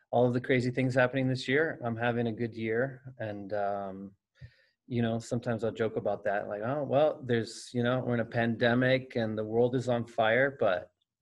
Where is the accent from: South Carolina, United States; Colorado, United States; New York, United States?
Colorado, United States; also born or lived in Los Angeles; I'm from Colorado. I grew up here and I went to Bear Creek High School. So I've lived close to here for most of my life. But after college, I moved off